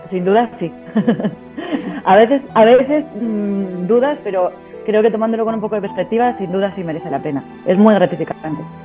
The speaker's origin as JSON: {"language": "Spanish", "town": "Ciudad Rodrigo", "region": "Castile and León", "country": "Spain", "moved": "as an adult", "said": "soy logopeda de Ciudad Rodrigo y mm, hace, va a ser ahora seis años, en julio va a ser seis años que después de, irme por ahí a recorrer el mundo, pues decidí volver y, emprender en, mi localidad."}